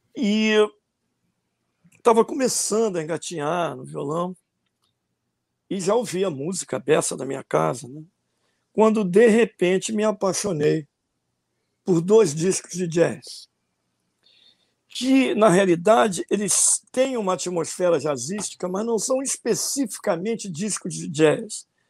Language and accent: Portuguese; Rio de Janeiro, Brazil; also born or lived in Madureira, Rio de Janeiro; Eu nasci em Madureira e fui criado na zona rural do Rio de Janeiro. Fui ah. criado em Vila Valqueira e depois em Jacarepaguá